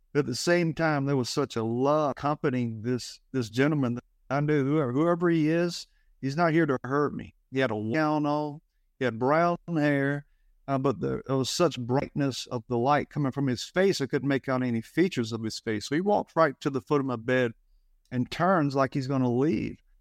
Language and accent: English; Alabama, United States; I grew up in Alabama